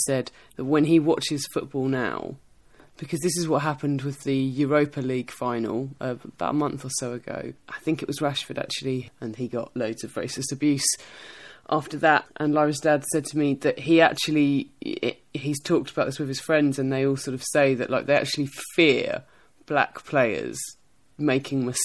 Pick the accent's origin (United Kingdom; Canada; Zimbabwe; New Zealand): United Kingdom; England; as an English person